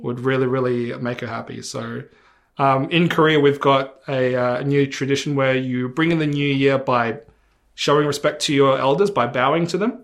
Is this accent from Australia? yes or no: yes; Australia; I grew up in Australia